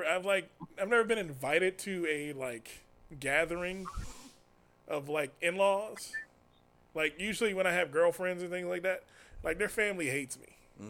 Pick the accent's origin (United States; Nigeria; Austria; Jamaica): United States; I grew up in Southeast.